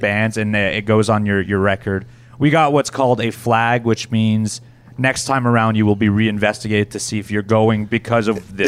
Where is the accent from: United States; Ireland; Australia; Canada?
Canada; I'm from Canada